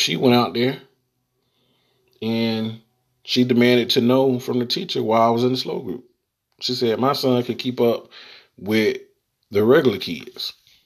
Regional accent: the South, United States; I am from the South, born and raised.

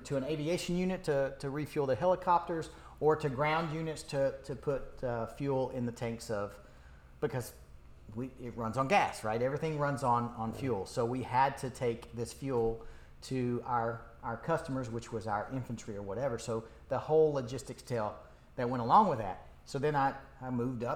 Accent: Jefferson City, Tennessee, United States; moved away as an adult; I grew up in East Tennessee, just above Knoxville

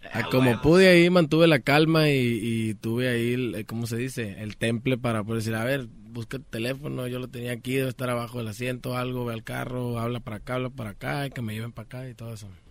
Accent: Sonora, Mexico; also born or lived in Culiacán, Sinaloa; Yo nací en Culiacán, Sinaloa también, pero soy criado en Sonora.

